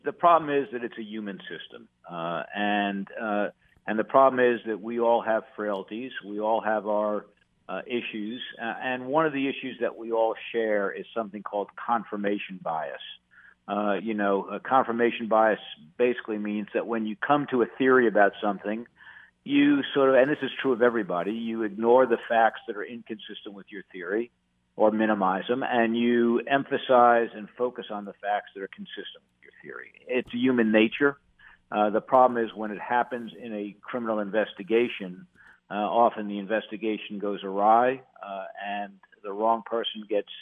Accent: New York, United States; moved away as an adult; now in North Carolina, United States; I wasn't born here in North Carolina. I was born in New York, but, mm-hmm. you know, I've been down here since 1978

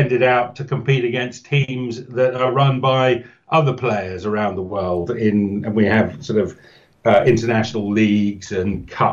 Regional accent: Wales, United Kingdom; now in Oxfordshire, United Kingdom; being a Welshman

